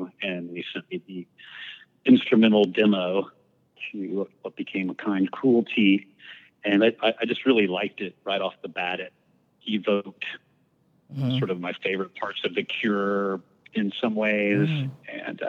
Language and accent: English; San Antonio, Texas, United States; I grew up in San Antonio, Texas, which the my friends quickly coined Satantonio because we lived on the weird side of town.